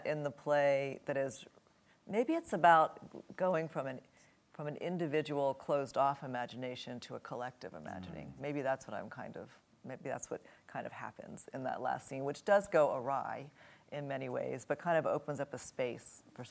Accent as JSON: {"language": "English", "town": "New Orleans", "region": "Louisiana", "country": "United States", "tie": "born or raised there", "said": "I grew up in New Orleans"}